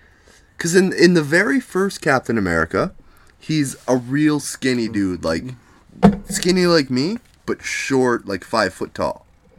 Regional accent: Canada; I'm Canadian.

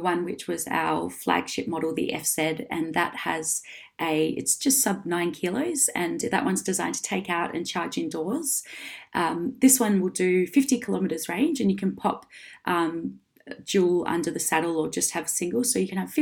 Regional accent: Perth, Western Australia, Australia; now in Sydney, Australia; And I'm from Perth

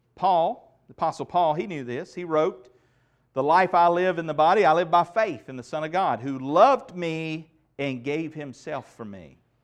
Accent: United States; I cherish the freedoms that I have as an American citizen

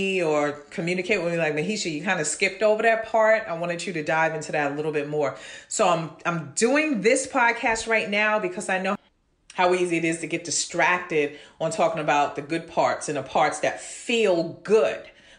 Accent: New York City, New York, United States; growing up in Brooklyn, Flatbush Avenue

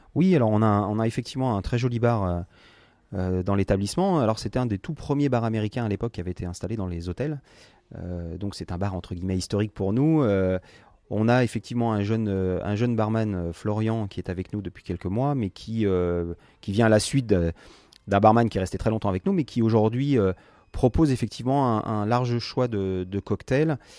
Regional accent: France; on est français

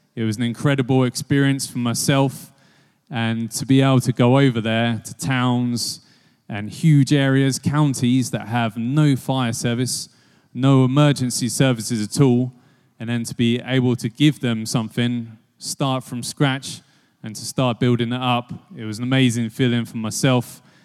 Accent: Biggleswade, East of England, United Kingdom; I'm from Bigglesweed on the other side of Bedfordshire, really small town

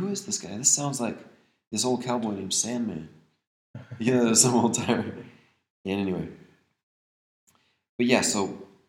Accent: United States; moved away; also born or lived in Olympia / Nashville; I was from Montana, North Dakota, where it was just native and white.

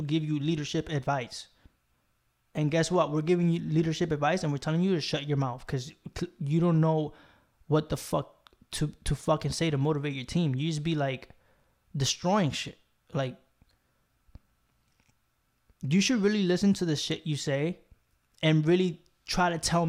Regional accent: New York, United States; I'm from New York. I'm in the Bronx right now

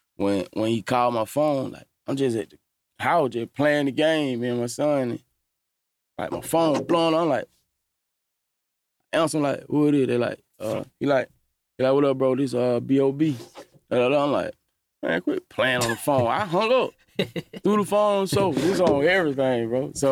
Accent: Atlanta, Georgia, United States; I'm from Cleveland Avenue. I'm from Atlanta

